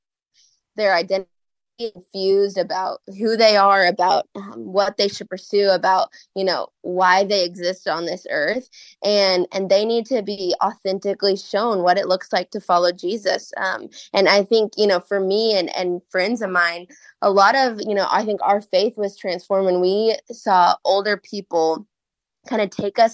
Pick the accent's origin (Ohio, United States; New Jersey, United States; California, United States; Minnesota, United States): Minnesota, United States; Minneapolis–Saint Paul; now in Waco, United States; I'm actually from Minnesota. I grew up in Minnesota in the Twin Cities, but I live in Waco, Texas with my husband